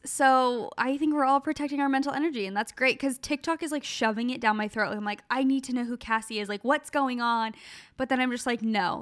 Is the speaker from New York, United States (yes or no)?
no; Gilbert, Arizona, United States; moved away as an adult; now in California, United States; we grew up in Gilbert, Arizona, so, like, just outside of Phoenix